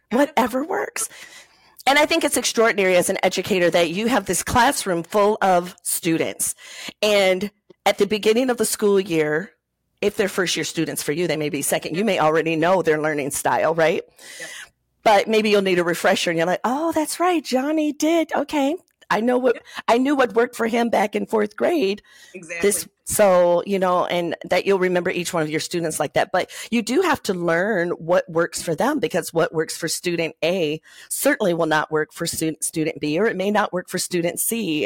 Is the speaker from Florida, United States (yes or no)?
no; Covert, Michigan, United States; I was born and raised in right outside of South Haven, Michigan, in a oh, small town called Covert.